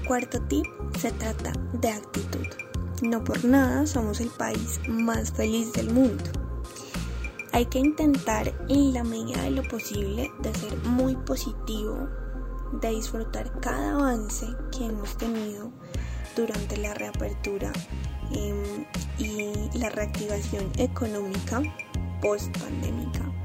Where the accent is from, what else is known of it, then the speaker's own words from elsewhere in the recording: Colombia; el sabor que nos caracteriza como colombianos